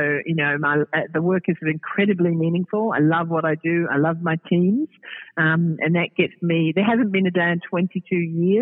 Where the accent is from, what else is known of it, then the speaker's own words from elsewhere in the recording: New Zealand; now in Australia; I'm a New Zealander